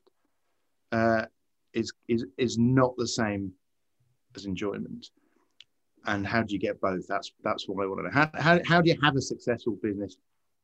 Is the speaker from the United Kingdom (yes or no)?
yes; United Kingdom; as a British person.